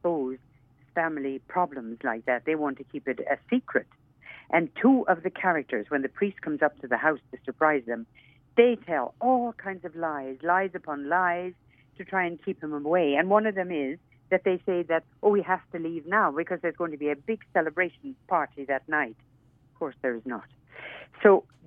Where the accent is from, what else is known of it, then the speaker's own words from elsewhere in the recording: Clonakilty, Munster, Ireland; moved away as an adult; now in Toronto, Canada; I am from County Cork in Ireland, from West Cork, in fact, from a town called Clonakilty.